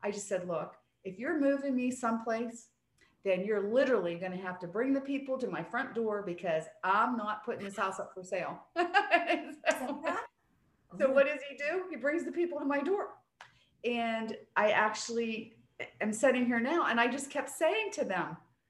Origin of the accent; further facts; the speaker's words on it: East Coast, United States; I'm from the East Coast